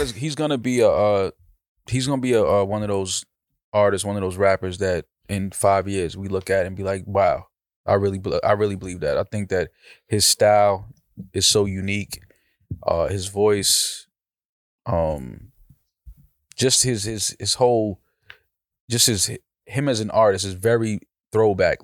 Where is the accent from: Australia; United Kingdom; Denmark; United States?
United States; New York; I'm from New York